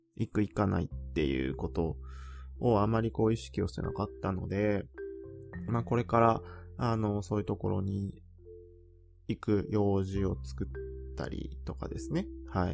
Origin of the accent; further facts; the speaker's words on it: Japan; moved away as an adult; also born or lived in Germany; 日本で日本人としてこう活動する